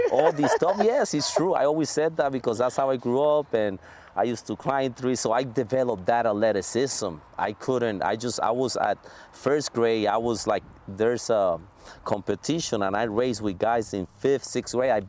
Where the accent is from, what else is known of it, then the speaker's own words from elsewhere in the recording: Puerto Rico; strong yes Puerto Rico